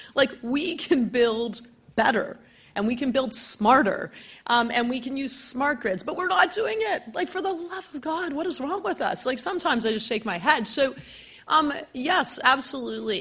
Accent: Hamilton, Ontario, Canada; now in Ottawa, Canada; I'm originally from the Hammer, Hamilton

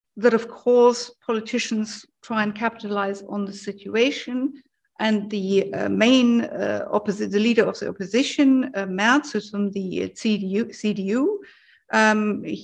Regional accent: Germany; moved away; I'm originally from Germany.

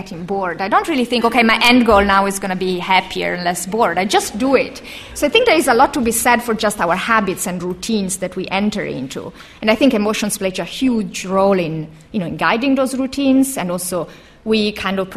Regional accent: Italy; moved away

